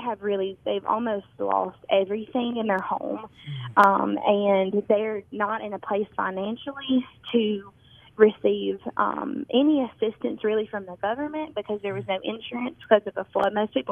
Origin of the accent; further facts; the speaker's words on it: Tupelo, Mississippi, United States; now in Omaha, United States; Tupelo, Mississippi.